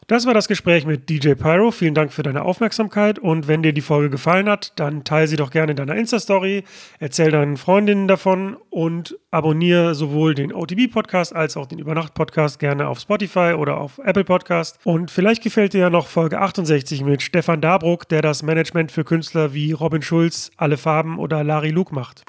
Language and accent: German; Mülheim an der Ruhr, North Rhine-Westphalia, Germany; hier in meiner Heimatstadt Mülheim